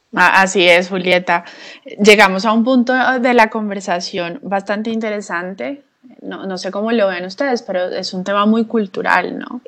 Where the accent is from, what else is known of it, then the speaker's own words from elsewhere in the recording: Colombia; nosotros como colombianas